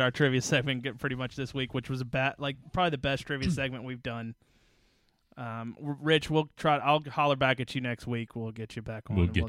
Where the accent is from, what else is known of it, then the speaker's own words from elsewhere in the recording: Memphis, Tennessee, United States; We're from Memphis, Tennessee.